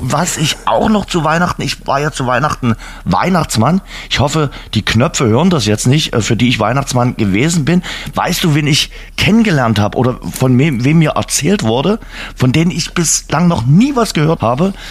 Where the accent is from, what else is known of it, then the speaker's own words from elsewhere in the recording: Saxony, Germany; bei uns in Sachsen, auch in Dresden.